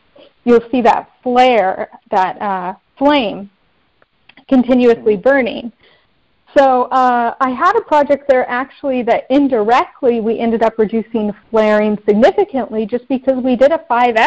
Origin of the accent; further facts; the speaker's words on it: Bakersfield, California, United States; moved away as an adult; also born or lived in Angola; where I grew up in Bakersfield, California